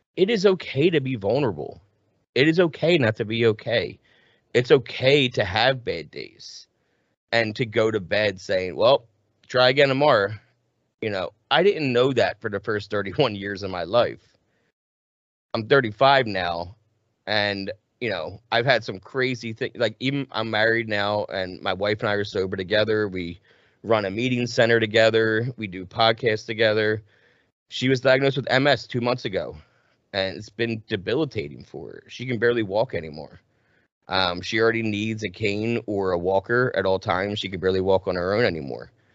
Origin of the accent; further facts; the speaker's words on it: right outside of Philadelphia, New Jersey, United States; I was born and raised right outside of Philly.